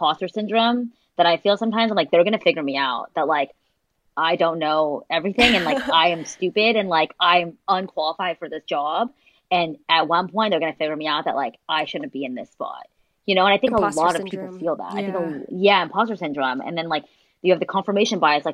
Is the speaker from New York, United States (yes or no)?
no; Orange County, California, United States; moved away as an adult; also born or lived in San Diego, United States; now in San Francisco, United States; I grew up in Orange County, I went to school in San Diego